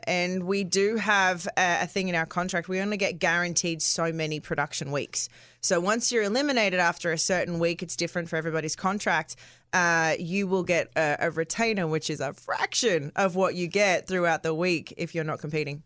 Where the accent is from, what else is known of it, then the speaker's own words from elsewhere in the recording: Australia; I'm Australian